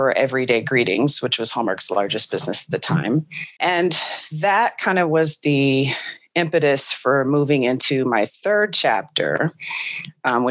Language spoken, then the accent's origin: English; California, United States; moved away as an adult; also born or lived in Nashville, Tennessee; I grew up in California